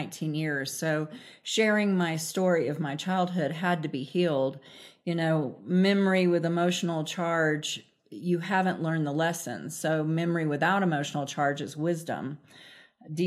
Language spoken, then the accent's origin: English; Central Florida, United States; accent: southern; moved away; I'm from Central Florida originally